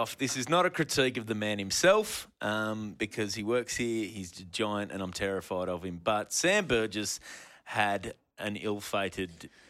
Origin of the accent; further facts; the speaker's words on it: New Zealand; I'm from New Zealand.